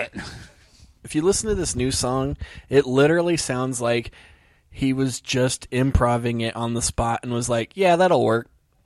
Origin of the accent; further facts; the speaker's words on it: California, United States; Not just because I'm from California.